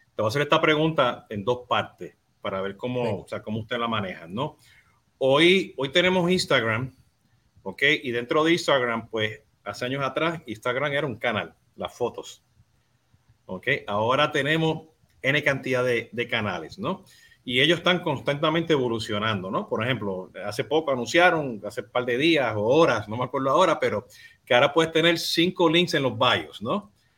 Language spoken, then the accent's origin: Spanish; Puerto Rico; now in Florida, United States; Yo siendo boricua